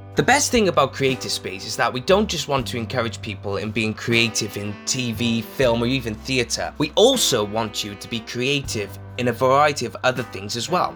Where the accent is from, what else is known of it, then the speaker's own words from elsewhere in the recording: Wales, United Kingdom; I went a bit more posh English and I'm Welsh